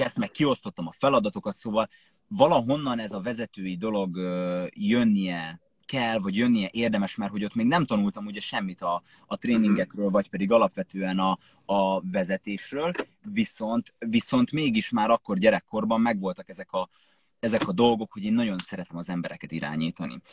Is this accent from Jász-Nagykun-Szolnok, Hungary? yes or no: yes; Jászapáti, Jász-Nagykun-Szolnok, Hungary; moved away as an adult; én Jászopáti nőttem fel, ez egy, ö, kis falu.